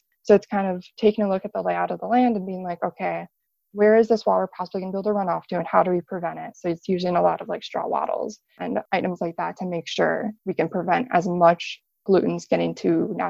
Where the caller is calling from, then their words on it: Chicago, Illinois, United States; I'm 21 and I'm calling from Chicago.